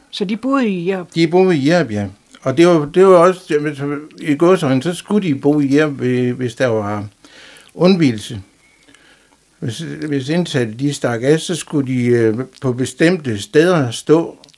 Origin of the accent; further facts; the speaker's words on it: Jerup, North Denmark Region, Denmark; Ja, jeg er født i Jerup i 1959.